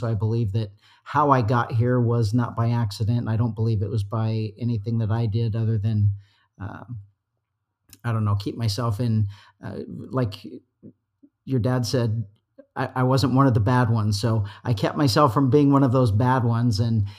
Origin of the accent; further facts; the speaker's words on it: Utah, United States; moved away as an adult; now in California, United States; I love it here. I've been here since 1989. I'm a transplant from Utah